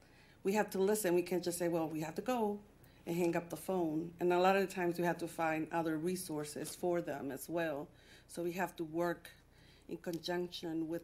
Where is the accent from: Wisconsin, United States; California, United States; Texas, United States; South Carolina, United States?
Texas, United States; moved away as an adult; now in Detroit, United States; I'm from Texas. I moved here 23 years ago